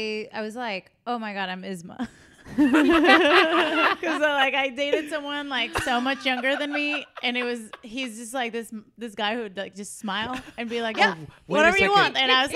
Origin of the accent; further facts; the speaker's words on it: Venezuela; moved away; So I am from Venezuela and my country is insane. So I come from a violent place. I come from a violent place